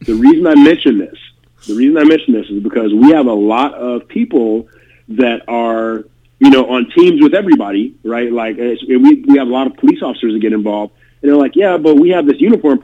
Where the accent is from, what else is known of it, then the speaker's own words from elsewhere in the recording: Detroit, Michigan, United States; moved away; I visited home. I'm originally from Detroit.